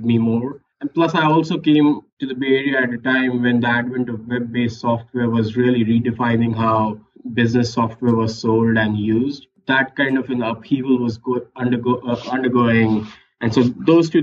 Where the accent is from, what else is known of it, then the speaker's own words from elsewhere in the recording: India; moved away as an adult; I grew up in India, studied there, went to IIT for my undergrad in engineering, straight away went to business school in India